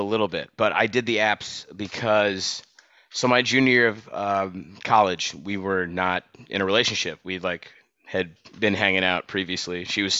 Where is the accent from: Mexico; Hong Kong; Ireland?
Ireland; Even though I'm Irish, but that's a fucking bullshit holiday.